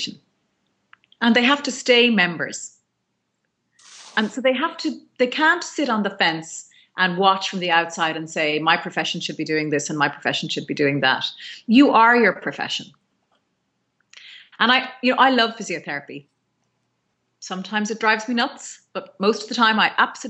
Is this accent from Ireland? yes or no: yes; Ireland; I'm an Irish physiotherapist.